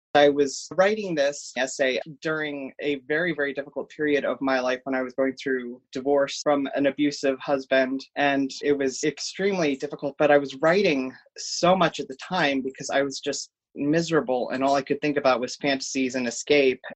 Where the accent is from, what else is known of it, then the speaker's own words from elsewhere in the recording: Cincinnati, Ohio, United States; I am born and raised in Cincinnati, Ohio.